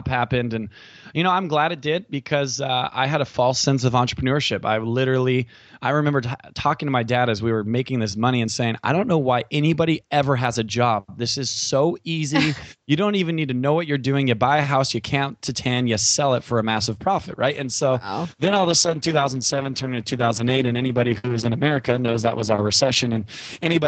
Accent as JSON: {"language": "English", "region": "California", "country": "United States", "said": "I'm from California"}